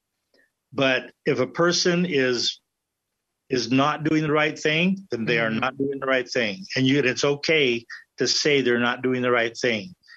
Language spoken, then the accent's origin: English; United States; I grew up here in America